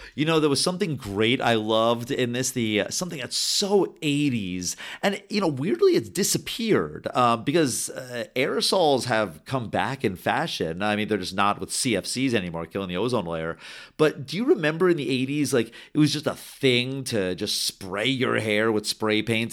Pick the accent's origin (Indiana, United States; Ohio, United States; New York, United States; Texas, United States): New York, United States; Rockland County; I grew up in Rockland County